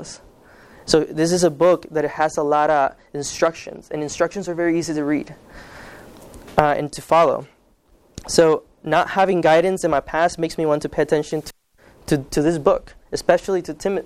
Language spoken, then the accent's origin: English; Kansas, United States; first language Spanish; English is a second language; also born or lived in Guatemala; I grew up in the Kansas side. I consider it the best state in the world.